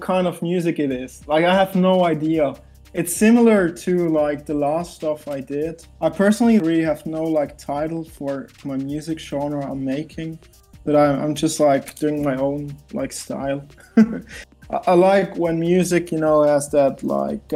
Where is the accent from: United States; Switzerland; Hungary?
Switzerland; I'm from Switzerland